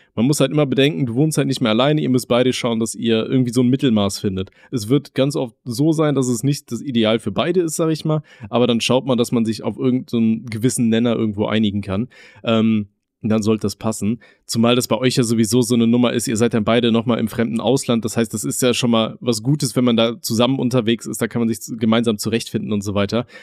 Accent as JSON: {"language": "German", "town": "Aachen", "region": "North Rhine-Westphalia", "country": "Germany", "moved": "yes", "said": "bei uns in Aachen, da wo wir gewohnt haben"}